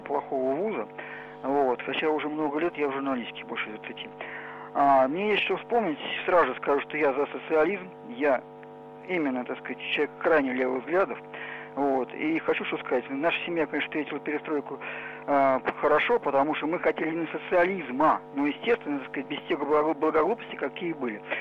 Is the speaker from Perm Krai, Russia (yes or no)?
no; Moscow, Russia; Мне 56 лет, я москвич